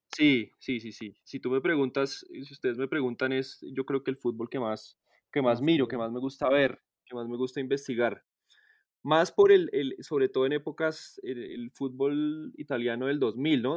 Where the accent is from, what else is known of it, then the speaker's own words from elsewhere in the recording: Colombia; accent: Colombian; also born or lived in Italy; claro que nosotros no tenemos, no tenemos acento